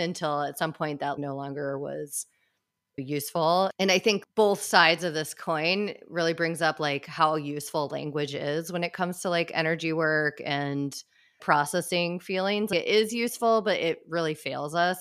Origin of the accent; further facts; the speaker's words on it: Midwest, United States; growing up in the Midwest